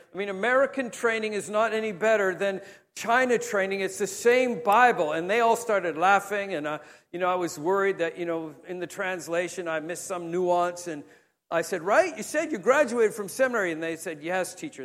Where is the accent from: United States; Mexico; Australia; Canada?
Canada; as a Canadian, my generation